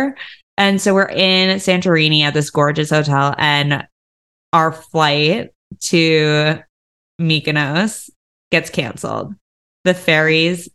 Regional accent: United States; I'm an American

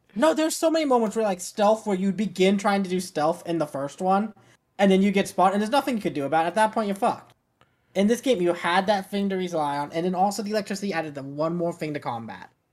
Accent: Arizona, United States; Growing up in Arizona, going across the border a lot

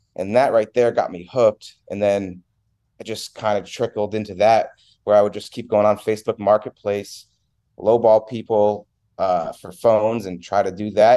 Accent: Milford, Connecticut, United States; moved away as an adult; I was born in Milford, Connecticut. Uh, I was born and raised there. I, I moved out of there when I was nineteen

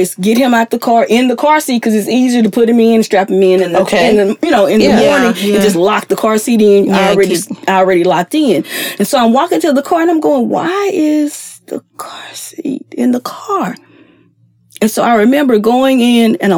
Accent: East Texas, United States; moved away; I'm from East Texas.

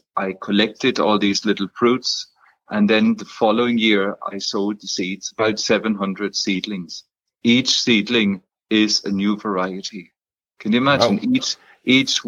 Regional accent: Germany; now in Ireland; I'm German by birth

